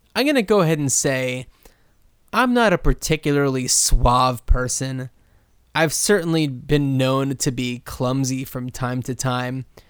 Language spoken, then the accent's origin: English; New Jersey, United States; Where I grew up in New Jersey